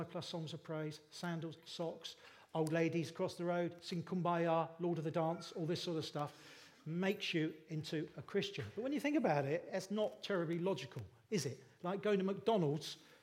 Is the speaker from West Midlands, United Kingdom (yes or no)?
no; Bournemouth, South West England, United Kingdom; now in Littlehampton, United Kingdom; I grew up in Bournemouth. I live in Littlehampton, just down the road now.